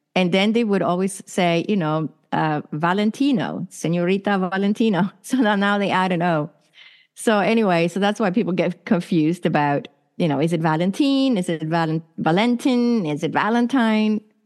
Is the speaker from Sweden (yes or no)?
yes; Sweden; also born or lived in San Francisco, United States; now in Arizona, United States; I was born and raised in Sweden, which is in Northern Europe